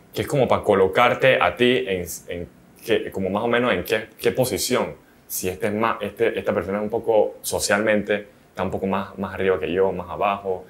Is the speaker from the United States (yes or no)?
no; Panama; somos panameños